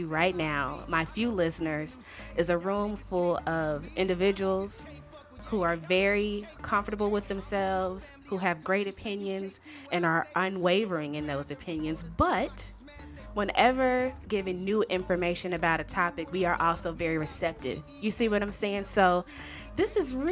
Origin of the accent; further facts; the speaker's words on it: Shreveport, Louisiana, United States; moved away; also born or lived in Chicago, Illinois; I was born and raised in Shreveport, Louisiana. But my family and I spent damn near 15 years in Chicago at one point in time.